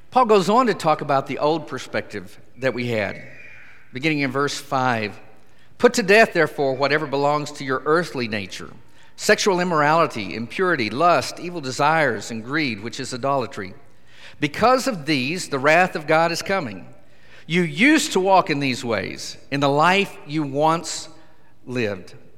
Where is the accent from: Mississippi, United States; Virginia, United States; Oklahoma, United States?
Oklahoma, United States; Idabel; I'm from southeastern Oklahoma